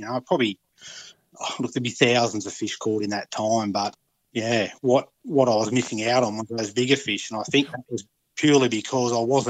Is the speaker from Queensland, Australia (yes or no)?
no; Wagga Wagga, New South Wales, Australia; moved away as an adult; also born or lived in Port Macquarie / Cairns; I grew up in the Wagga area, fishing places like Blowering Dam, the Murrumbidgee River and Mulwala.